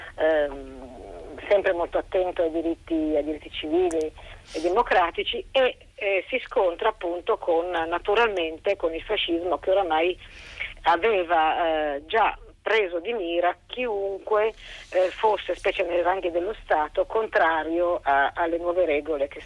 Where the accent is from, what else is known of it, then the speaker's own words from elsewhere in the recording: Milan, Lombardy, Italy; essendo io milanese